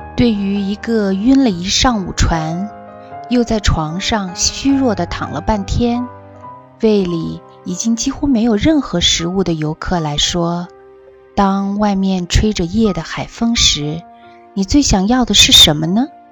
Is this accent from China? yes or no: yes; China; 我们来自中国